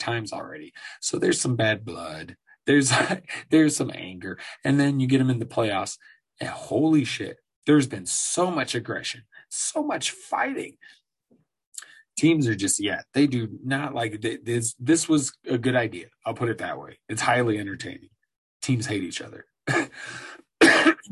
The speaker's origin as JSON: {"language": "English", "town": "Denver", "region": "Colorado", "country": "United States", "tie": "born or raised there", "said": "my hometown Denver Nuggets"}